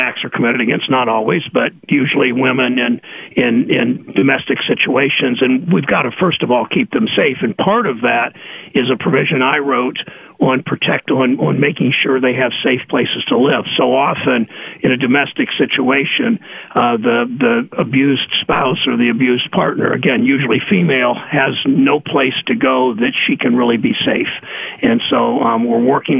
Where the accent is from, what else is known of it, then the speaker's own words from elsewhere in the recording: Mansfield, Ohio, United States; I grew up in Mansfield